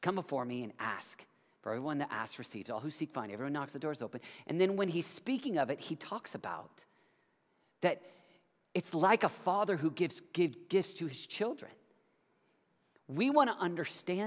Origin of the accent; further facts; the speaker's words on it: United States; I'm an American